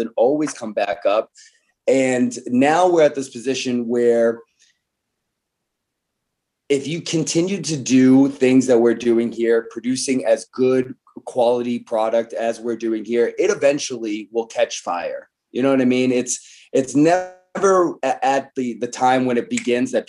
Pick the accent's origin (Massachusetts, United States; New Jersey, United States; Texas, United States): Massachusetts, United States; Boston area; we're both from the Boston area